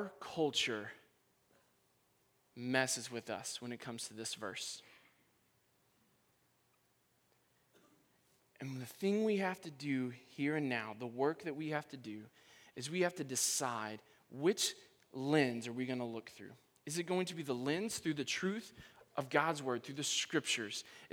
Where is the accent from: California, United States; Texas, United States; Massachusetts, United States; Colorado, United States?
Texas, United States; moved away; I'm from Texas